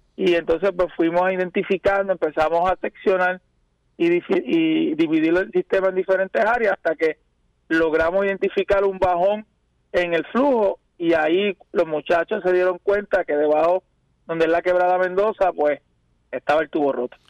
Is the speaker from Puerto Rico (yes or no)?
yes; San Germán, Puerto Rico; yo soy de San Germán, eh, criado, nacido ahí en la ciudad de Las Lomas.